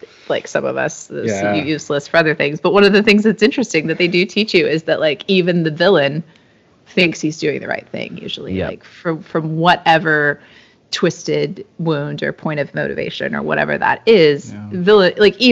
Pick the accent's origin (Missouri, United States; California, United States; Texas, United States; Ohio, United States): California, United States; San Jose; now in San Diego, United States; So we live in San Diego now, but I grew up in San Jose in the Silicon Valley.